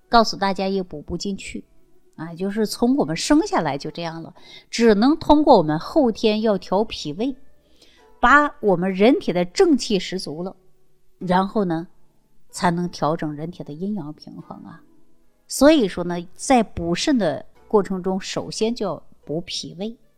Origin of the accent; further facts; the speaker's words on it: China; 我们中国人的皮肤呢，大部分呢都是有点偏黄